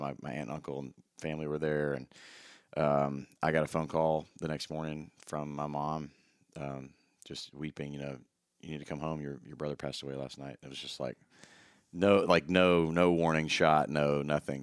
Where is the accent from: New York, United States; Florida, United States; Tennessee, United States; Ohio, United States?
Tennessee, United States; Memphis; Memphis, Tennessee